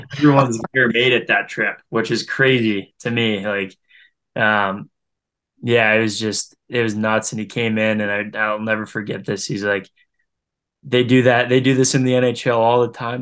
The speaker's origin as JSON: {"language": "English", "town": "Green Bay", "region": "Wisconsin", "country": "United States", "tie": "born or raised there", "said": "growing up in Green Bay"}